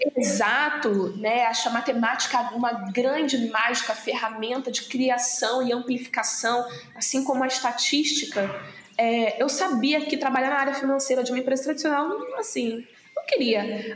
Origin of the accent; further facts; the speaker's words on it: Rio de Janeiro, Brazil; eu cresci em Auma, né, que é o subúrbio do Rio de Janeiro